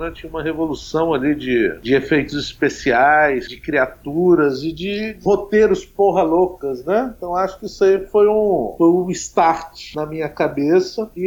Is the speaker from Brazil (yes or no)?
yes; Brazil; o lugar onde eu nasci